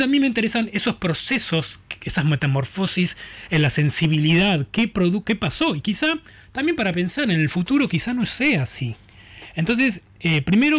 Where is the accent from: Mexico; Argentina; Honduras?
Argentina; Buenos Aires; yo nací, eh, me crecí en Boedo